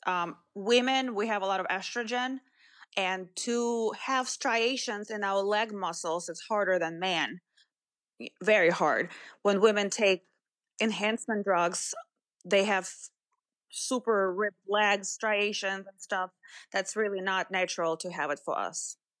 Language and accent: English; Moscow, Russia; moved away; didn't come from a small town. I was, I came from Moscow.